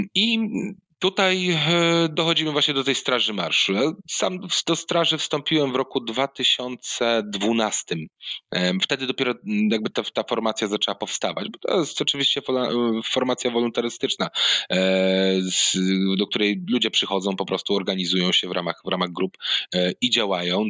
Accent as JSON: {"language": "Polish", "town": "Gdynia", "region": "Pomeranian Voivodeship", "country": "Poland", "also_born_or_lived": "Mosty", "said": "Ja oryginalnie nie pochodzę z Gdańska, pochodzę z y, Gdyni"}